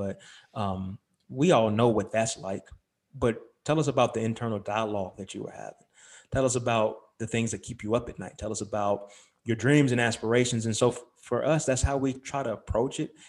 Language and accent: English; Lexington, North Carolina, United States; moved away as an adult; also born or lived in Charlotte, North Carolina; I was born in Charlotte, grew up in Lexington